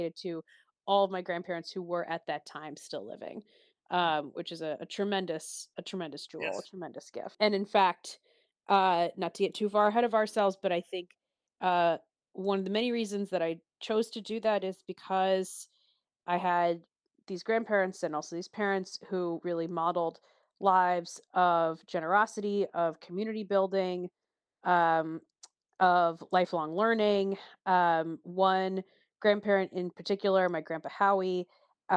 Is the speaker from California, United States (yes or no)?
no; Shaker Heights, Ohio, United States; I grew up in Cleveland, Ohio, specifically a suburb known as Shaker Heights, Ohio.